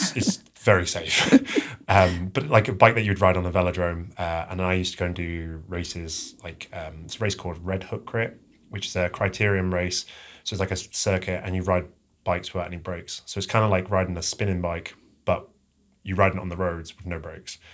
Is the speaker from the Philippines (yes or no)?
no; England, United Kingdom; moved away; I'm originally from, uh, England